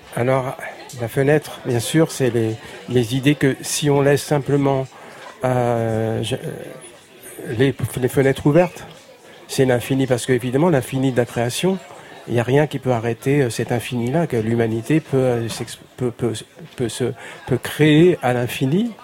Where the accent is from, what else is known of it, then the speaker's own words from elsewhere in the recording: Paris, Île-de-France, France; j'étais breton de Paris